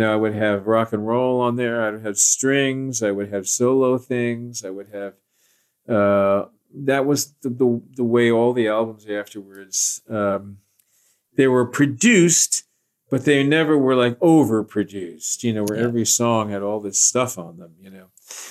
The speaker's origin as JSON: {"language": "English", "region": "Scotland", "country": "United Kingdom", "said": "What was happening was that you talk about being Scottish. I was going to do this, and I had my Scottish sword was drawn, and nothing was going to stop me."}